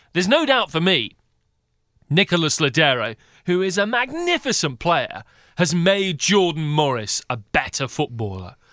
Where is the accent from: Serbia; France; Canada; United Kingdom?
United Kingdom; now in United States; As a Brit as I am, in the U S